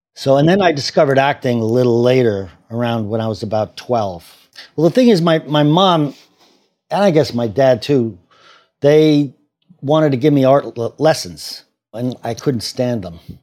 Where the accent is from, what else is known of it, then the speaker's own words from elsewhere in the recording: Cambridge, Massachusetts, United States; also born or lived in Washington, D.C.; now in New York City, United States; I grew up in Cambridge, Massachusetts